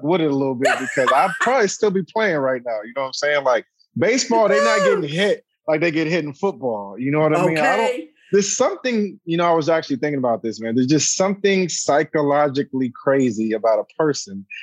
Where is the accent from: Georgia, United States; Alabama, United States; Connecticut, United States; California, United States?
California, United States; San Diego; moved away as an adult; also born or lived in Inglewood, California; now in Los Angeles, United States; I'm from San Diego, born and raised, played high school there, high school football, grew up there